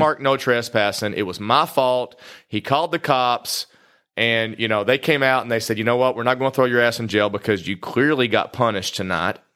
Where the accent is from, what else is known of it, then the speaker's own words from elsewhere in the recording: Kentucky, United States; I'm from Kentucky and I love bourbon